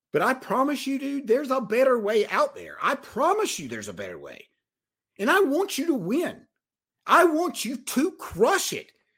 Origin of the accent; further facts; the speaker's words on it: Mount Airy, North Carolina, United States; I am from Mount Airy, North Carolina. I'm from Mayberry. I barely made it out of high school.